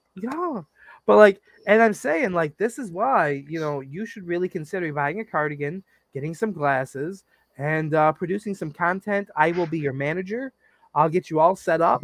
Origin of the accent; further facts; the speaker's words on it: United States; growing up in America as an American